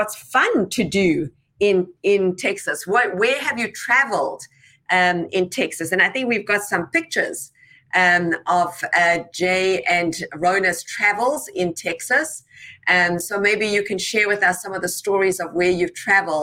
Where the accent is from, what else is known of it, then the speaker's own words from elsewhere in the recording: South Africa; now in United States; I'm from South Africa originally. I came here 23 years ago